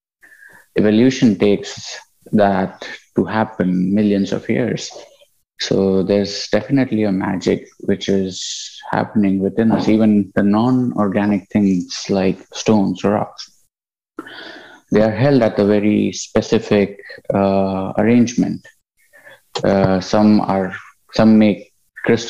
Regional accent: India; moved away; also born or lived in United Kingdom; I'm originally from India.

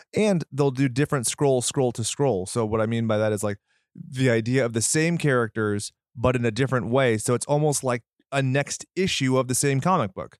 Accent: United States

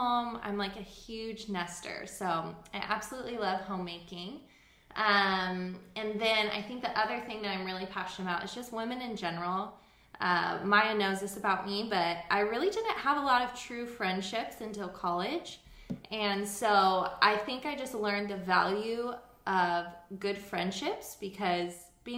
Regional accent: Los Alamitos, California, United States; also born or lived in Huntington Beach, California; I'm originally from Los Alamitos in California, born and raised

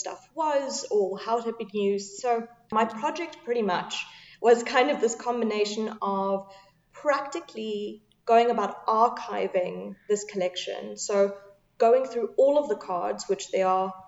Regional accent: Cape Town, Western Cape, South Africa; also born or lived in Manchester; I'm originally from Cape Town.

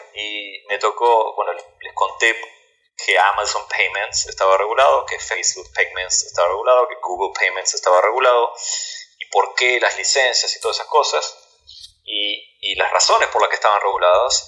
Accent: Argentina; now in United States

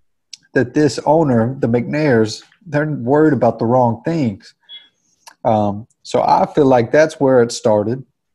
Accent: Texas, United States; So I feel like the Texans, I'm a Texan, you know.

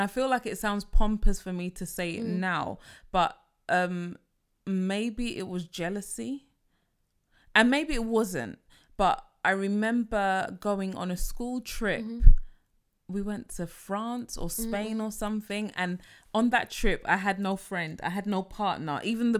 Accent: Nigeria; Or is it because I am dark skinned, I am African, I am Nigerian, I'm not allowed to like myself, I'm not allowed to be confident?

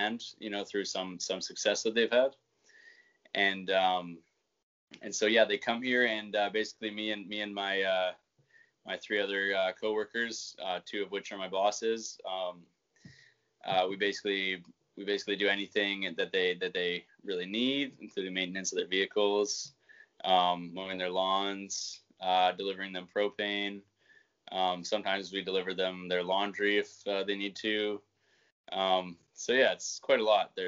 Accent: Vancouver, British Columbia, Canada; I was born in Vancouver City

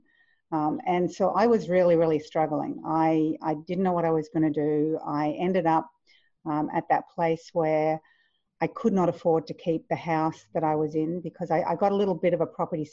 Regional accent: Queensland, Australia; also born or lived in Victoria, Australia; I moved from Victoria to Queensland, nice and tropical, beautiful, went to high school

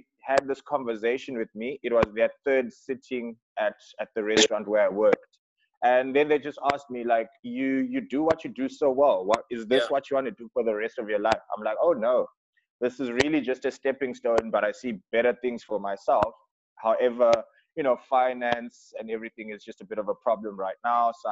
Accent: Zimbabwe; now in Cape Town, South Africa; originally from Zimbabwe.

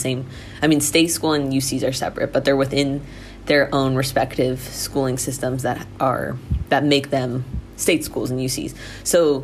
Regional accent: United States; moved away as an adult; now in Thailand; I'm an American

